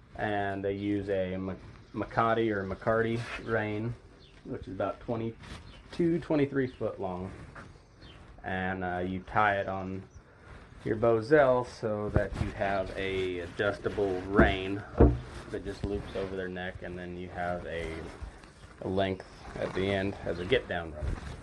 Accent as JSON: {"language": "English", "area": "High Plains", "region": "southeast Colorado", "country": "United States", "tie": "born or raised there", "moved": "as an adult", "lives_now": "Nevada, United States", "said": "I grew up in the High Plains, southeast Colorado."}